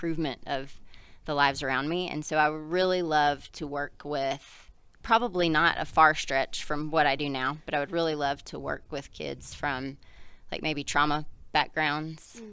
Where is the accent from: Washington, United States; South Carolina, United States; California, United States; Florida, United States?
South Carolina, United States; moved away; I grew up in South Carolina.